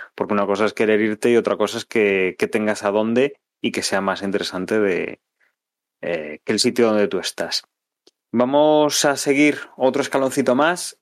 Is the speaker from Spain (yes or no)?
yes; Spain; soy español